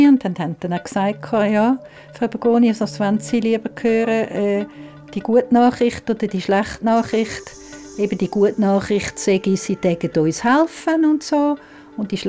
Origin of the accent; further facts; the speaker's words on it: Zurich, Switzerland; Das ist absolut meine Heimat, ja, ja.